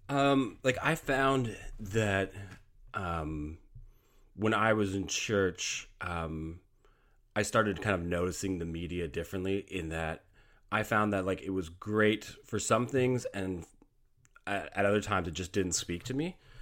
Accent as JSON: {"language": "English", "country": "Canada", "said": "I am Canadian. I do live up here in Canada, so hockey is kind of something that, uh, we grow up with."}